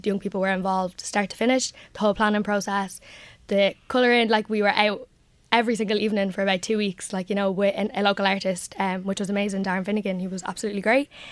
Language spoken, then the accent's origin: English; Drogheda, County Louth, Ireland; I come from Finian, so it's kind of the heart of the community